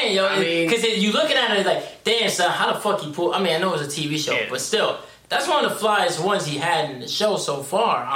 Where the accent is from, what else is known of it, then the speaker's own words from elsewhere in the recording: New York City, New York, United States; also born or lived in Dobbs Ferry; the summer of junior year, in between junior year and senior year, that's when we moved from the Bronx to Dallas Ferry